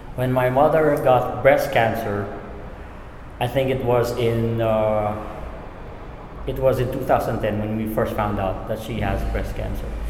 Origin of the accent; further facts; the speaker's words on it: Philippines; it's actually innate to Filipinos to take care of our elderly